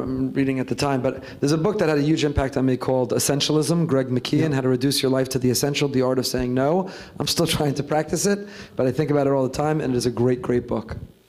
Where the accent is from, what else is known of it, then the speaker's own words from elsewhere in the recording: New York, United States; I don't know, as a New Yorker, I hate the Patriots.